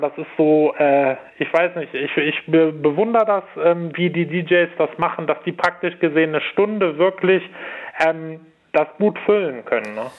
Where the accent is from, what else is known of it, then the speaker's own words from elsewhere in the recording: Cologne, North Rhine-Westphalia, Germany; Ich komme ja aus Köln